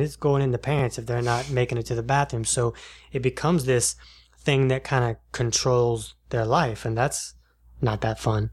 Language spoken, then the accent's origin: English; Jacksonville, United States; I'm from Jacksonville